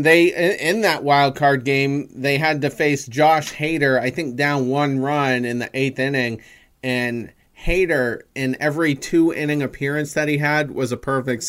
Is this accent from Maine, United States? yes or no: yes; Windham, Maine, United States; I'm from Wyndham. I graduated from Wyndham in 2001